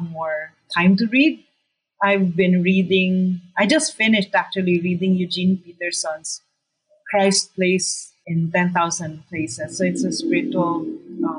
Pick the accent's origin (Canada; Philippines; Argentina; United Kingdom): Philippines; Davao City, Mindanao; now in Manila, Philippines; I'm from Davao City. I'm actually not from Manila, the capital